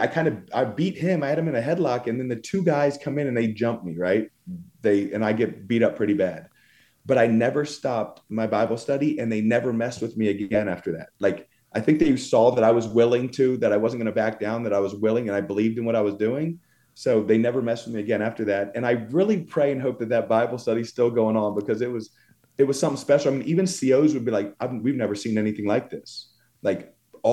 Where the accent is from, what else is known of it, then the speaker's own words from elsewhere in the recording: Philadelphia, Pennsylvania, United States; I'm from Philadelphia and all my friends growing up were like Puerto Rican and black